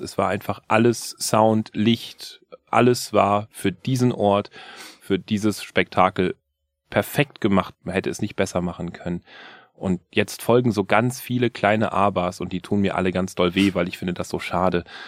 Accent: Germany; wir würden als Deutsche sagen

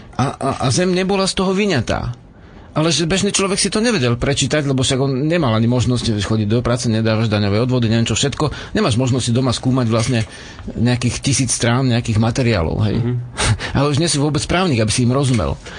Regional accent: Slovakia

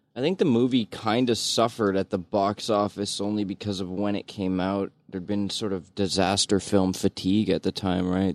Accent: Brampton, Ontario, Canada; I grew up in Brampton

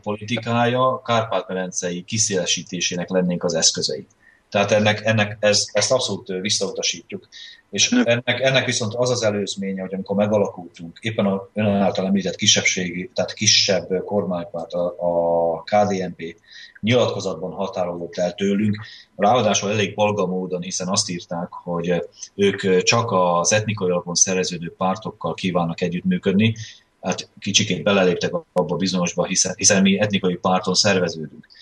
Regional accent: Felvidék, Slovakia; magyarként is, felvidéki magyar párt vezetőként is

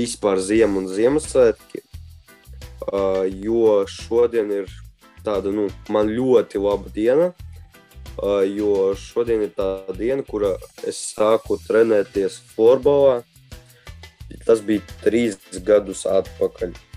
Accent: Riga, Latvia; es esmu no Rīgas eh, Torņaka uh, rajonas

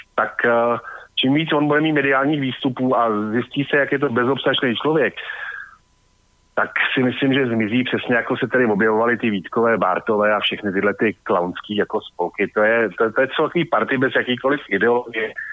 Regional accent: Prague, Czechia; jsem samozřejmě Pražák

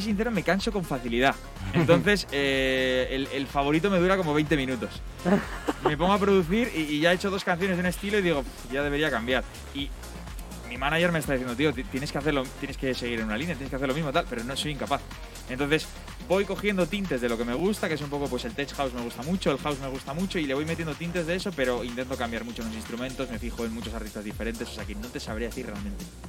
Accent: Bilbao, Basque Country, Spain; soy de Bilbao

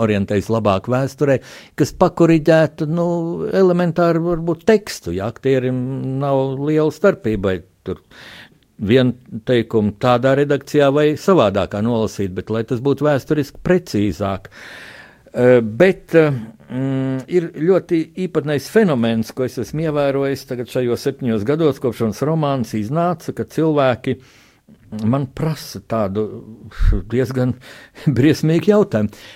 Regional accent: Latvia; mēs visi esam latvieši

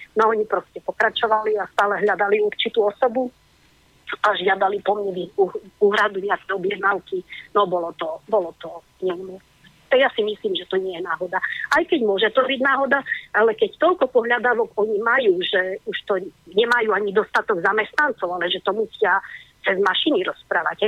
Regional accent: Košice area, Košice Region, Slovakia; som vyrastala, narodila som sa v Košiciach a vyrastala som na území, ktoré vlastne patrí do tej oblasti

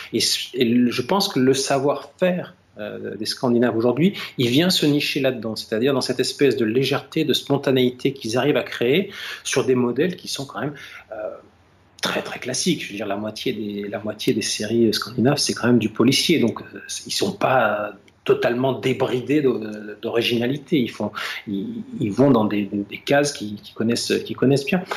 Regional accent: France; ici, chez nous, en France

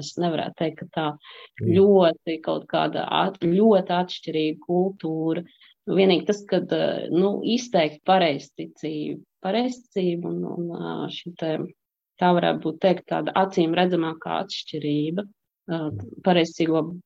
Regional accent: Kuldīga, Kurzeme, Latvia; moved away as an adult; also born or lived in Tajikistan / Russia / Spain / France; now in Belgium; Es esmu no Kuldīgas

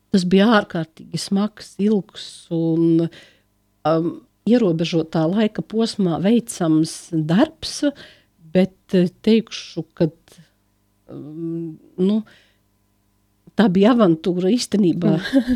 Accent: Latvia; born or raised there; now in Riga, Latvia

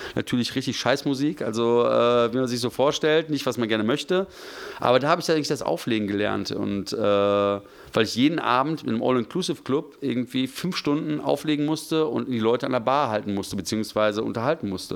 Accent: Gevelsberg, North Rhine-Westphalia, Germany; moved away as an adult; also born or lived in Hagen; now in Frankfurt, Germany; ich bin in, vor 45 Jahren in Hagen geboren äh, worden, bin aber in Gevelsberg aufgewachsen.

